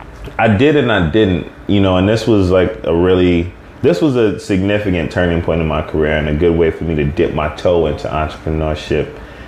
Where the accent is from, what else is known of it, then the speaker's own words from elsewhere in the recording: Jamaica; And I'm Jamaican, so.